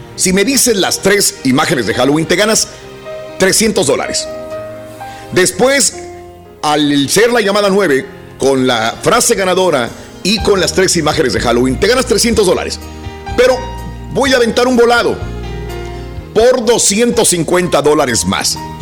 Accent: northern Mexico, Mexico; born or raised there; now in United States

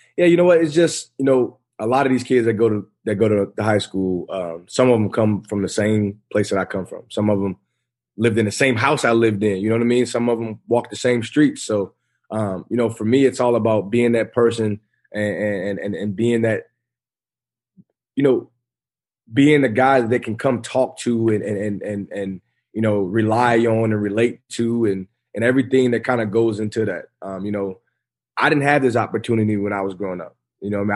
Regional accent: Kirkwood, Missouri, United States; I'm back at home in my hometown. Uh, I'm coaching the high school I went to.

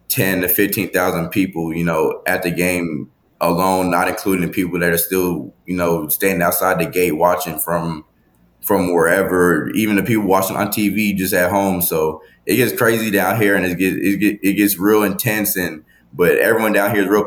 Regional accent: Texas, United States

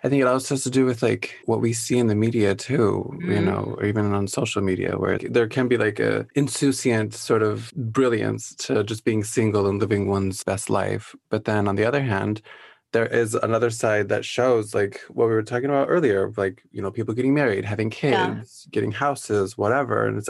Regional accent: Midwest, United States; Me growing up in the Midwest

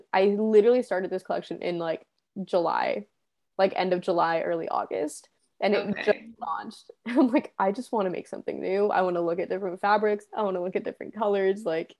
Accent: Spain; I bought some when I was in Spain, because my hometown has this little like market, like flea market, every single Wednesday

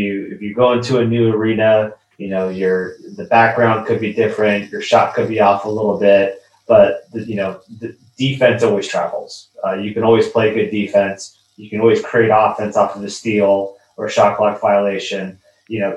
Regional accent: San Diego, California, United States; I'm from San Diego

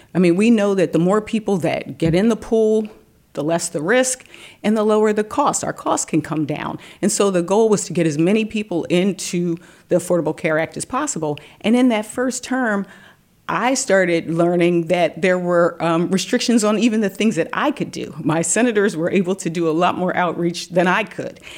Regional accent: Delaware, United States; head of state personnel in the state of Delaware, my home state

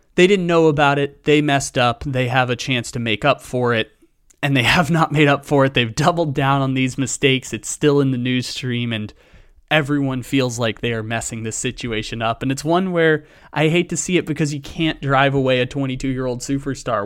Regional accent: San Diego, California, United States; moved away as an adult; both of us are born and raised in San Diego, moved away from San Diego

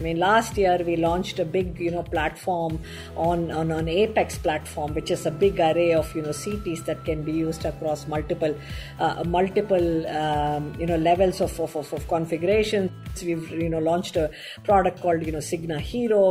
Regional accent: Chennai, Tamil Nadu, India; I grew up in Chennai

